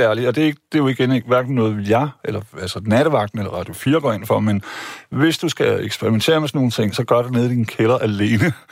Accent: Vejle, Southern Denmark, Denmark; jeg gik i skole hjemme i Vejle

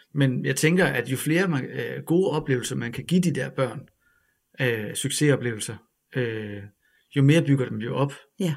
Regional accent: Ribe, Southern Denmark, Denmark; moved away; Jeg kommer fra Ribe

